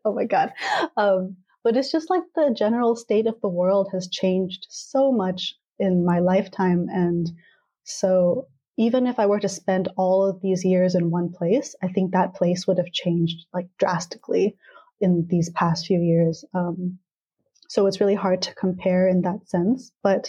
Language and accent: English; California, United States; yeah, like I was born and raised in Southern California, and I guess like I could talk in a California accent